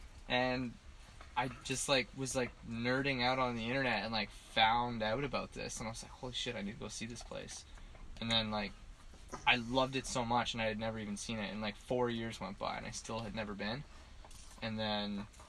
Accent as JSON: {"language": "English", "town": "Ottawa", "region": "Ontario", "country": "Canada", "tie": "born or raised there", "lives_now": "Western Canada", "said": "In Ottawa."}